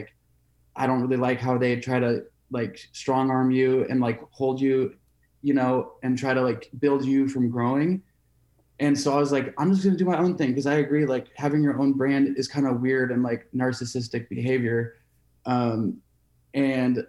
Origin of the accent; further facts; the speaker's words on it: Seattle, Washington, United States; I'm from Seattle